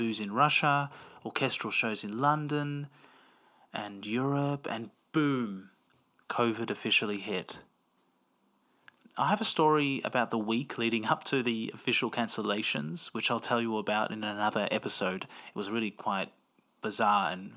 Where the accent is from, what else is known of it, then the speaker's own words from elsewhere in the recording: Melbourne, Victoria, Australia; I grew up in Melbourne, Australia, and have an Italian and Greek Cypriot background